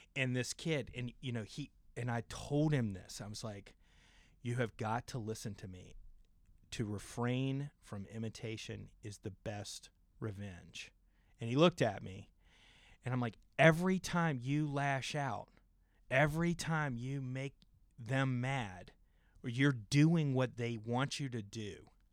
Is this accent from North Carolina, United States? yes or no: no; James River, Virginia, United States; I grew up out on the James River